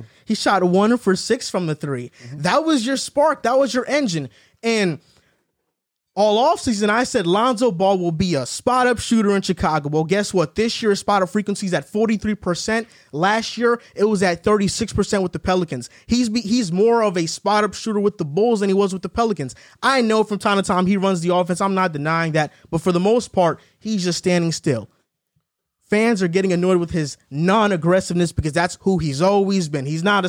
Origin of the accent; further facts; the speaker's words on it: Toronto, Ontario, Canada; I used to watch Toronto all the time. I'm from Toronto, so I knew it was coming.